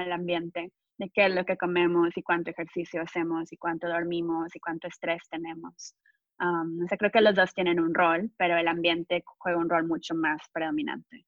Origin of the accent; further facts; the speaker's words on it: Monterrey, Nuevo León, Mexico; moved away as an adult; now in United States; soy de México, crecí en Monterrey, México